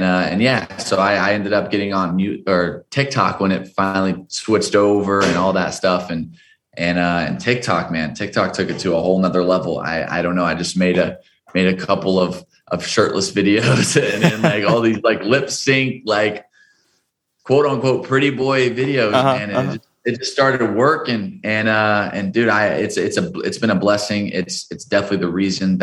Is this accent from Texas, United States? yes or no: yes; Dallas, Texas, United States; moved away as an adult; now in Los Angeles, United States; I'm from Dallas, Texas originally